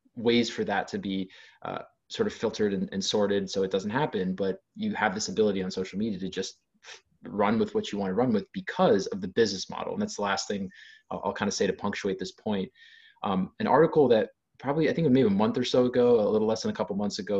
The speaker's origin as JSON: {"language": "English", "region": "Ohio", "country": "United States", "said": "I'm from Ohio, so I bring a, less of a coastal perspective per se"}